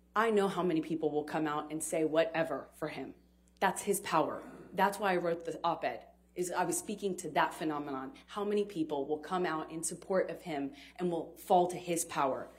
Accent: United States; as an American

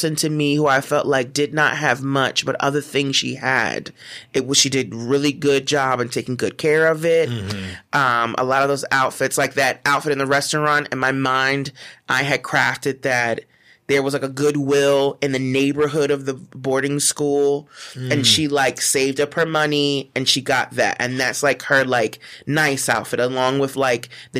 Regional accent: Philadelphia, Pennsylvania, United States; moved away; also born or lived in New York; I'm from Philly

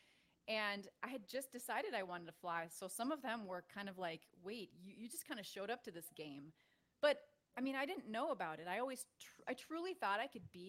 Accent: Minnesota, United States; I grew up in Minnesota and I was an athlete.

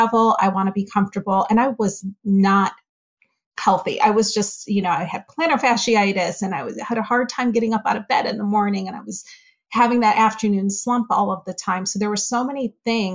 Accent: Northeast, United States; now in Florida, United States; I grew up in the Northeast

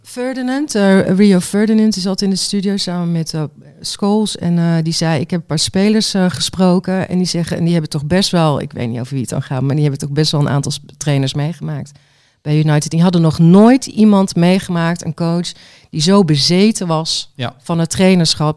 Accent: Waalwijk, North Brabant, Netherlands; Ik kom uit Waalwijk

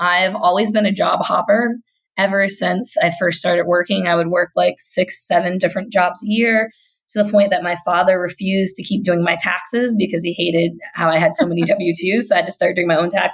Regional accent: Kentucky, United States; So I'm a Black Southern millennial. Like, I grew up in the South. I grew up in Kentucky

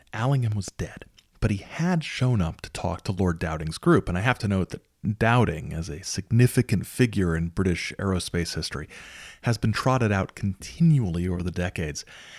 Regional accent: United States; I'm an American

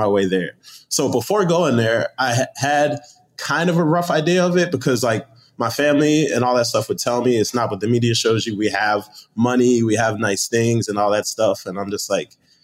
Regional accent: Chicago, Illinois, United States; also born or lived in London / Arlington Heights, Illinois; I'm Nigerian, born in London, grew up in Chicago

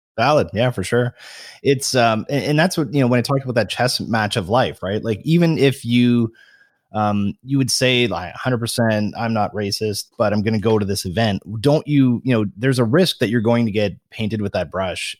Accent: Canada; I'm a Canadian

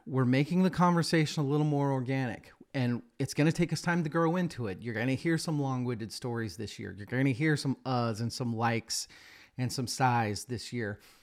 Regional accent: Boise, Idaho, United States; my hometown, Boise, Idaho.

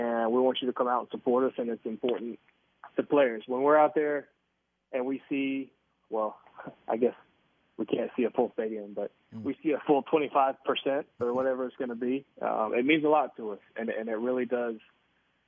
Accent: Tobacco Road, North Carolina, United States; moved away as an adult; now in Kansas City, United States; I grew up on Tobacco Road. I grew up an ACC fan

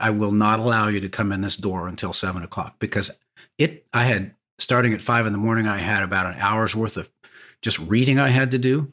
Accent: San Diego, California, United States; I grew up sailing on San Diego Bay

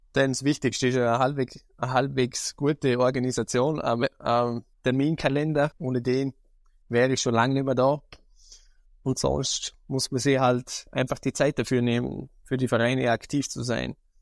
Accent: Vorarlberg, Austria; Bei uns in Vorarlberg heißt es ja Landjugend Jungbauernschaft

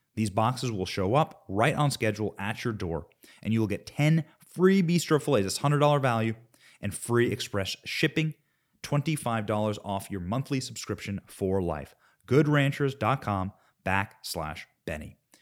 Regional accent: United States; We are Americans.

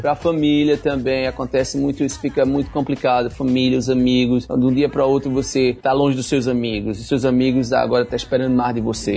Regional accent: Jaboatão dos Guararapes, Pernambuco, Brazil; moved away as an adult; also born or lived in Recife; now in Miami, United States; Eu nasci lá num, num lugar que chama-se Jaboatão

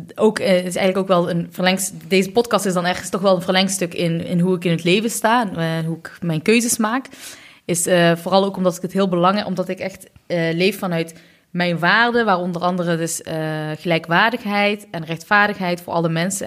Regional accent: Eindhoven, North Brabant, Netherlands; also born or lived in Utrecht; ben ook geboren, net zoals Hela, in Eindhoven

